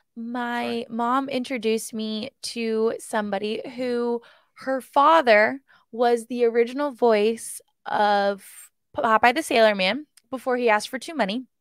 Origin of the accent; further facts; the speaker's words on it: East Coast, United States; growing up on the East Coast